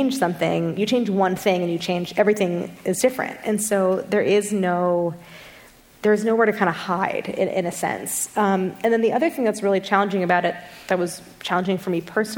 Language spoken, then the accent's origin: English; St. Louis, Missouri, United States; I grew up in St. Louis, and we had a sour cherry tree in our front yard